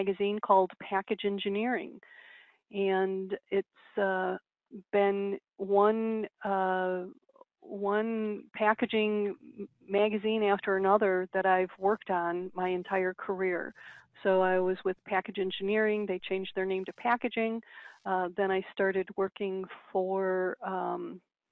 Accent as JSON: {"language": "English", "town": "Chicago", "region": "Illinois", "country": "United States", "tie": "born or raised there", "said": "I am born and raised in Chicago, the Chicago area."}